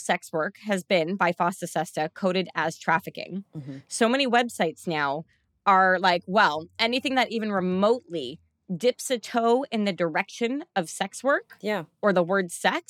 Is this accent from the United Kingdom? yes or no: no; Canada; we're Canadian